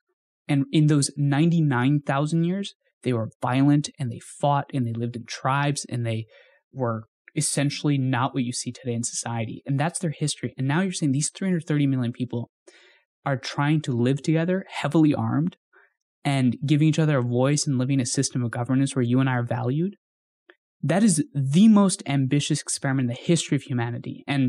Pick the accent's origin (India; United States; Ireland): India; when we were growing up in India, and then we would move back and forth, and then I would travel back and forth.